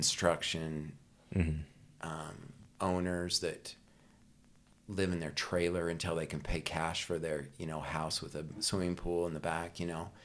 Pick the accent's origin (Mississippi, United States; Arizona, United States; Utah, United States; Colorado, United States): Utah, United States; Vernal; I grew up in Vernal, Utah, and wonderful little small town